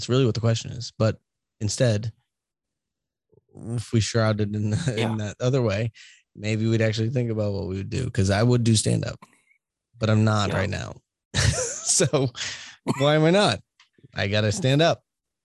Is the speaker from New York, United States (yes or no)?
no; Boston, Massachusetts, United States; moved away; I'm from Boston, we can have shitty tone and sound like judgmental, especially when I left Boston